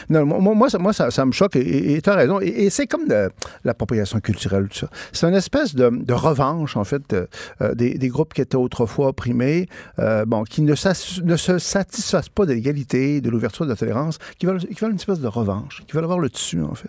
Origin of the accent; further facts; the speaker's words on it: Saguenay, Quebec, Canada; moi, je viens du Saguenay